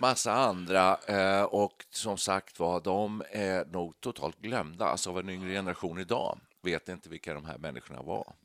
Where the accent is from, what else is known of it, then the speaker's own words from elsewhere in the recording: Danderyd, Stockholm County, Sweden; vi kom från Danderyd då, just norr om Stockholm där